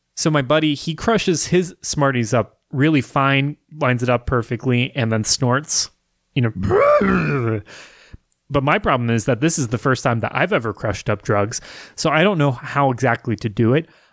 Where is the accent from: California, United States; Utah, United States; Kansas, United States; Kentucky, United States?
Kansas, United States; Wichita; growing up in Wichita as a kid